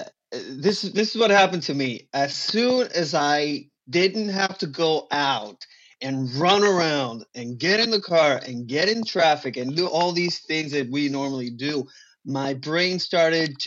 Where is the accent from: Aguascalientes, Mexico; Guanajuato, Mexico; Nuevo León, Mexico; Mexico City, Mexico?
Nuevo León, Mexico; Monterrey; first language Spanish; English is a second language; moved away as an adult; also born or lived in Cozumel; now in Los Angeles, United States; I grew up in a city called Monterrey, which is the northeast Mexico